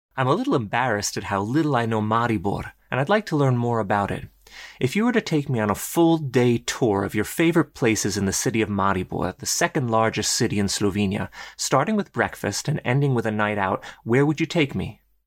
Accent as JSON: {"language": "English", "country": "United States", "said": "as an American"}